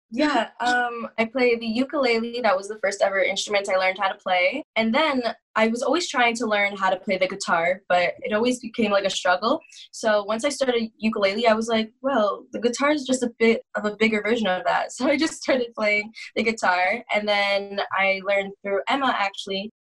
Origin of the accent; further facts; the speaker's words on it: Oshawa, Ontario, Canada; I am from Oshawa, Ontario, which is about 45 minutes east of Toronto, Ontario.